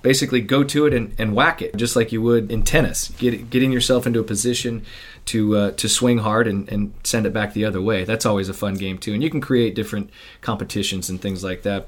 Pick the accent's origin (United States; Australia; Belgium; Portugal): United States; Midwest; I grew up in the Midwest